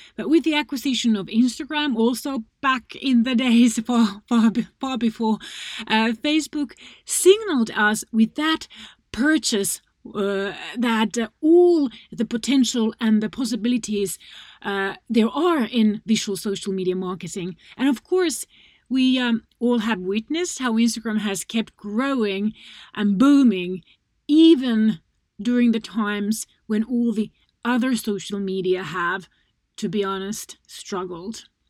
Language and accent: English; Finland; my home country, Finland